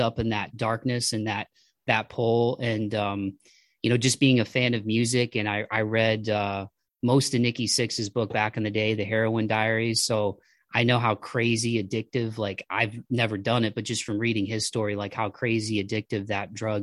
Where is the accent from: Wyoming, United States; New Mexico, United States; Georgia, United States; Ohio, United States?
Ohio, United States; Toledo; we're from Toledo. So I grew up about an hour south of Detroit.